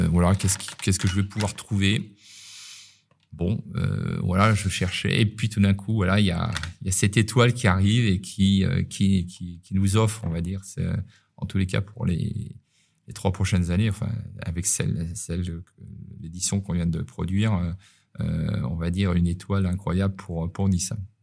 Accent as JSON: {"language": "French", "town": "Paris", "region": "Île-de-France", "country": "France", "moved": "yes", "lives_now": "Nice, France", "said": "quand on est parisien"}